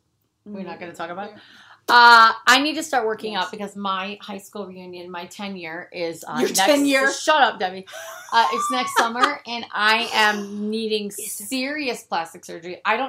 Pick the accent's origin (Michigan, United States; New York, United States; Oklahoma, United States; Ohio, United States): Michigan, United States; moved away; When we grew up in Michigan